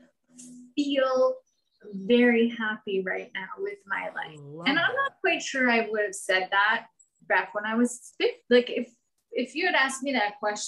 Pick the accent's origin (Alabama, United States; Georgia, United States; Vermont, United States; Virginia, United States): Vermont, United States; I'm from Vermont for anyone that doesn't know. So I grew up in a small town. I still live in Vermont